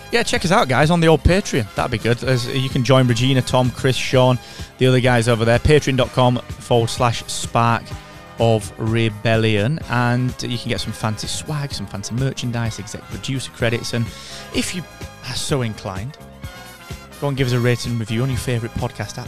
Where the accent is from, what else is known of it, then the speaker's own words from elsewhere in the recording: United Kingdom; as we British people say